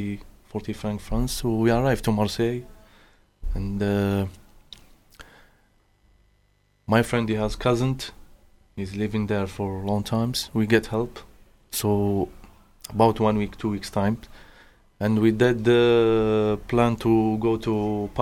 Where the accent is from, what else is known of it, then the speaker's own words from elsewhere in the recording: Kouba, Algiers Province, Algeria; English is a second language; moved away as an adult; also born or lived in Germany; now in United Kingdom; I'm from Algeria. The town is called Kouba. It's very popular towns and is the Algeria capital.